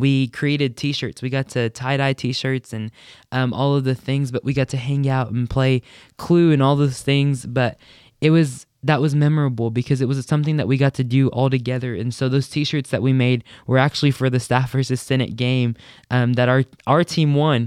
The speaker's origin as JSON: {"language": "English", "town": "Hobbs", "region": "New Mexico", "country": "United States", "moved": "as an adult", "lives_now": "Lubbock, United States", "said": "I'm from Hobbs, New Mexico"}